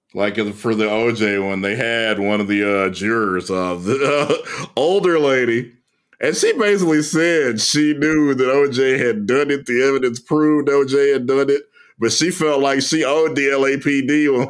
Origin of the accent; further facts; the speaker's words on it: Louisiana, United States; my home state of Louisiana